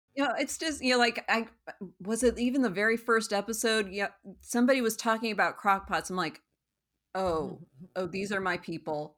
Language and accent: English; Parker, Colorado, United States; moved away as an adult; also born or lived in Aurora, Colorado / Evanston, Illinois / Houston, Texas; I am originally from Colorado